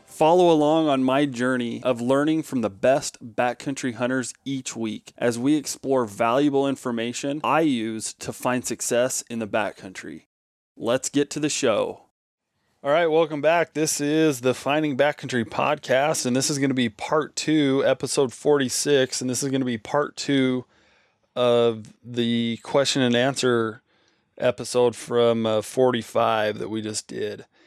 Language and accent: English; Nevada, United States; Nevada, for example, my home state